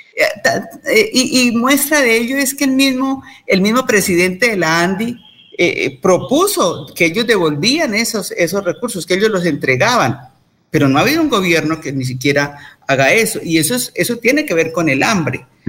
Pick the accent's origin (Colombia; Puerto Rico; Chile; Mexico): Colombia